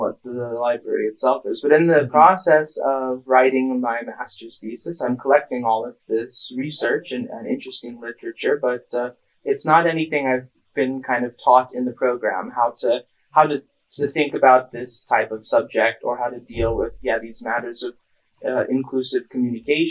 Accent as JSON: {"language": "English", "area": "near San Francisco", "region": "California", "country": "United States", "moved": "as an adult", "said": "I'm from California, from near San Francisco"}